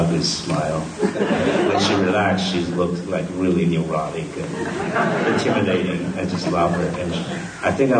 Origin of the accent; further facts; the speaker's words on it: Taiwan; moved away; Taiwan is like my floating island, you know. It's my hometown